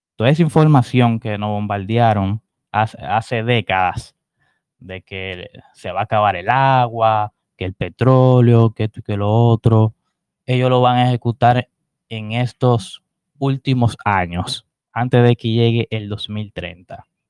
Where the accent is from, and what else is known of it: Dominican Republic